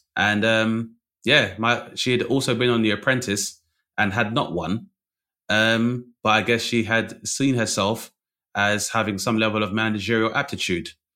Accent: London, United Kingdom; also born or lived in Bradford; I grew up in London, which is a melting pot

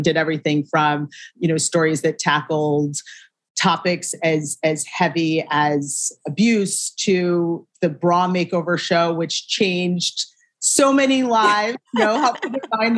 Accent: Shaker Heights, Ohio, United States; moved away as an adult; also born or lived in New York; I am from a town called Shaker Heights, Ohio. It's right mm-hmm. outside of Cleveland, born and raised.

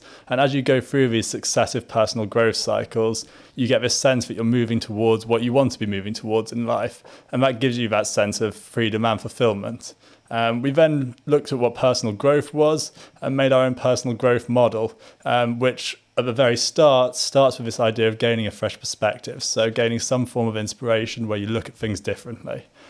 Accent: Singapore; moved away as an adult; also born or lived in Malaysia; So I grew up in Singapore, Malaysia. So a little bit of a different time growing up. And then went to Liverpool University from Singapore. So my parents were still out there.

